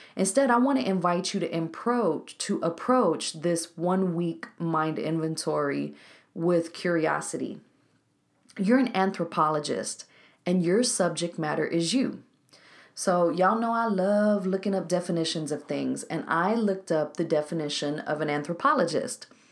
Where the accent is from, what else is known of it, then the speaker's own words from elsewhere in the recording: Waco, Texas, United States; Waco, Texas, my hometown